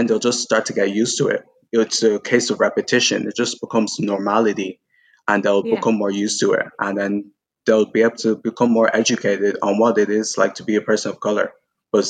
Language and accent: English; Ireland; I may not be Irish in blood, but I was born here and I grew up here